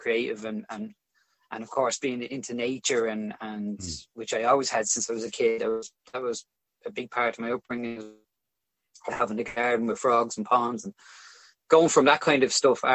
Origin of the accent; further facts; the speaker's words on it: Dublin, Leinster, Ireland; So I grew up in Crumlin, which is a pretty working class area of Dublin